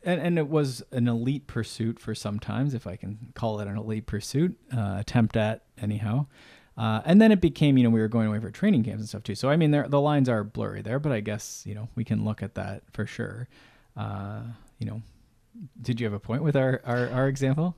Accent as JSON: {"language": "English", "country": "Canada", "said": "I'm Canadian"}